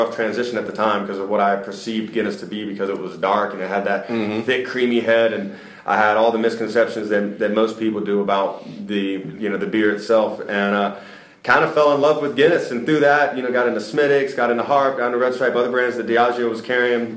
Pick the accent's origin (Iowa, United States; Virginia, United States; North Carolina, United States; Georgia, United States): Georgia, United States; Stone Mountain; moved away as an adult; also born or lived in Atlanta, Georgia / South Carolina / East Coast; born and raised in Stone Mountain